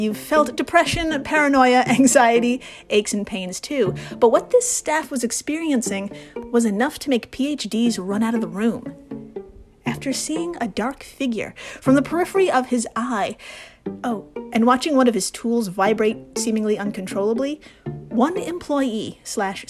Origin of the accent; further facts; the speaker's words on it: New York City, New York, United States; as a New Yorker